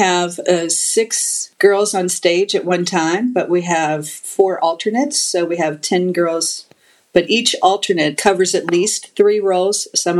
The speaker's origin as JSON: {"language": "English", "town": "Louisville", "region": "Kentucky", "country": "United States", "moved": "yes", "said": "I'm from Louisville, Kentucky originally."}